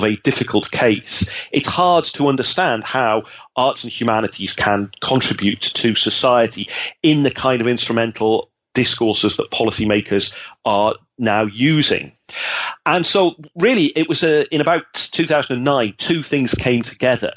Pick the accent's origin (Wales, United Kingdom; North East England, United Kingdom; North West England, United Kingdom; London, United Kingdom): North East England, United Kingdom; moved away as an adult; now in Netherlands; I come from the Northeast of England, and I grew up at a time when Thatcher was closing down the industries